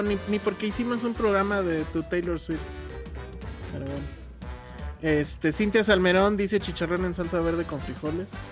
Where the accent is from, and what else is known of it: Mexico City, Mexico